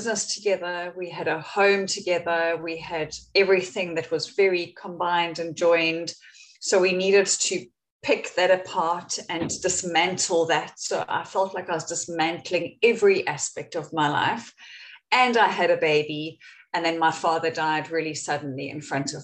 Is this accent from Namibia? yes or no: yes; Windhoek, Khomas, Namibia; moved away as an adult; also born or lived in Cape Town, South Africa; I was born in Cape Town, even though I grew up in Namibia